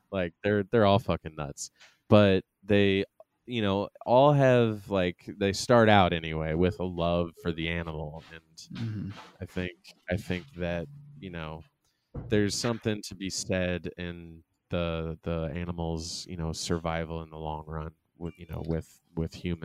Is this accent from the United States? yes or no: yes; St. Charles County, Missouri, United States; I grew up out in St. Charles County